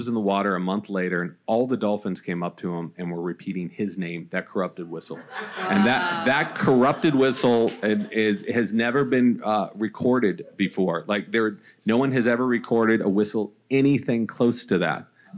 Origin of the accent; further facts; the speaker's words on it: California, United States; now in Los Angeles, United States; I grew up in Orange County.